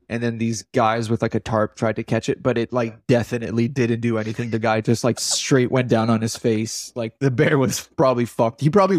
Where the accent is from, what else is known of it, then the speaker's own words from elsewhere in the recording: Grand Falls, Canada; Grand Falls, so where in my hometown.